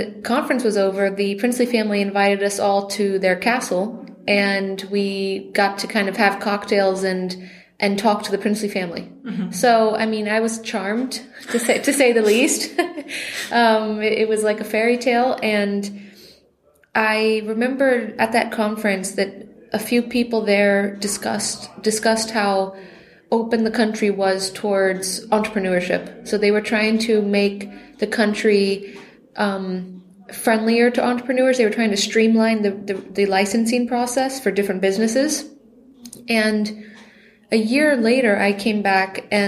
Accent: Florida, United States; moved away as an adult; also born or lived in France; now in Liechtenstein; I am from Florida originally

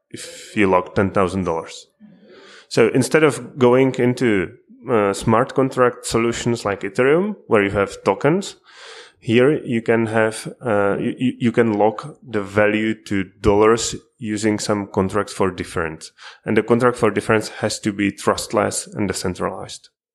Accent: Prague, Czechia; I'm also from Prague

